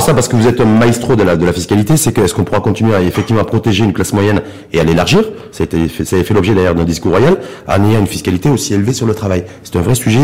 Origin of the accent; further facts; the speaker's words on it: Morocco; chez nous, au Maroc